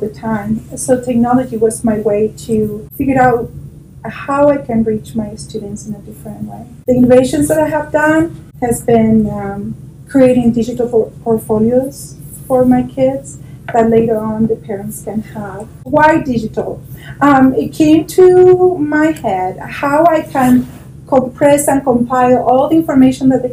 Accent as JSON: {"language": "English", "country": "Chile", "moved": "as an adult", "lives_now": "Eagle County, United States", "said": "I'm from Chile, South America."}